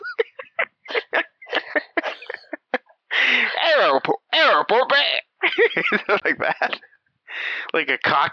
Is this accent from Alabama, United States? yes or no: no; Massachusetts, United States; we're from Massachusetts